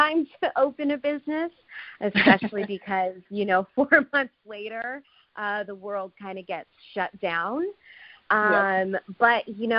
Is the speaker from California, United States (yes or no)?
yes; Southern California, United States; moved away as an adult; now in Phoenix, United States; my hometown in Southern California